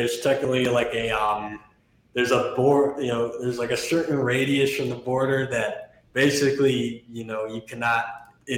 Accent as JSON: {"language": "English", "region": "Midwest", "country": "United States", "tie": "born or raised there", "moved": "yes", "lives_now": "New Mexico, United States", "said": "I grew up mainly in the Midwest"}